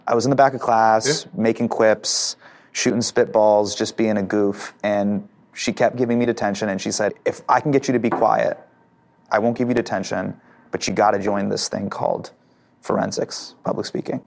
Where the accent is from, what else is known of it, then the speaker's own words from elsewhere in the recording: Davis, California, United States; I grew up in Davis, which is right by Sacramento